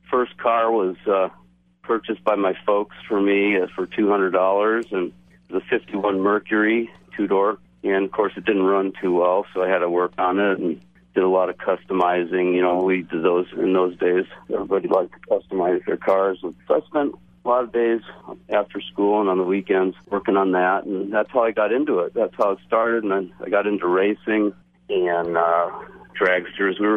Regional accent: Santa Rosa, California, United States; it right around my hometown here in Santa Rosa and San Rafael.

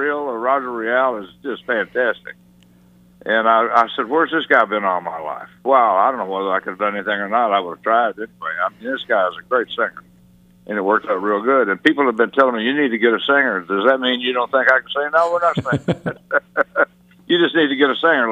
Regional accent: Missouri, United States; also born or lived in Memphis, Tennessee / Los Angeles, California; now in Nashville, United States; I'm from Missouri originally. From Missouri, I moved from Missouri to Memphis

